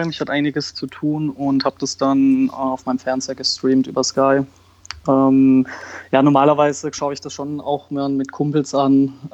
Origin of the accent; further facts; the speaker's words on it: Karlsruhe, Baden-Württemberg, Germany; Also ich bin in Karlsruhe geboren und wurde dann schon mit drei, vier, vier, fünf zum KSC das erste Mal mit meinem Vater mitgenommen.